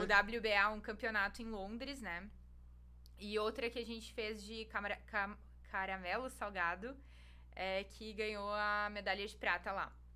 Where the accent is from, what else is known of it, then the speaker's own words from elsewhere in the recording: Rio Grande do Sul, Brazil; moved away as an adult; also born or lived in Blumenau / Salvador; now in Lauro de Freitas, Brazil; eu sou gaúcha